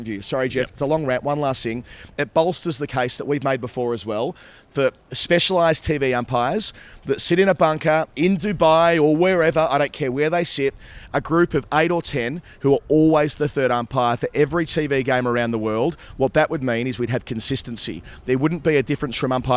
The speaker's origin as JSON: {"language": "English", "country": "Australia", "said": "I'm an Aussie"}